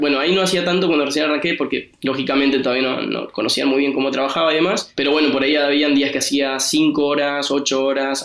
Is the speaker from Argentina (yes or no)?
yes; Argentina; moved away as an adult; now in Copenhagen, Denmark; soy argentino, pero también tengo pasaporte italiano